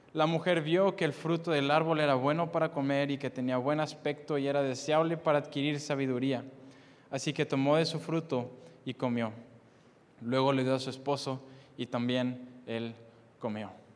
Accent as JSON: {"language": "Spanish", "town": "Monterrey", "region": "Nuevo León", "country": "Mexico", "tie": "born or raised there", "said": "nací en Monterrey, Nuevo León"}